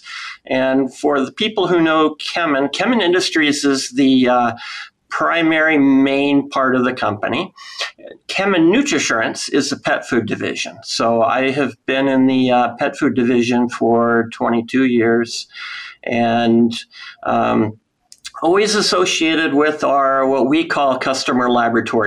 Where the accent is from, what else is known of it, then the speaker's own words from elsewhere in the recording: Iowa, United States; I'm from Iowa